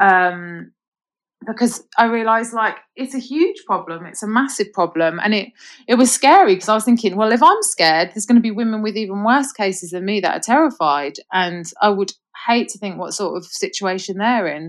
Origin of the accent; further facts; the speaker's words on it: London, United Kingdom; accent: mixed accent; now in Birmingham, United Kingdom; I was actually born in Birmingham, but then okay. I moved to London when I was about 10 so uh, grew up okay. in London, hence a bit of a mixed accent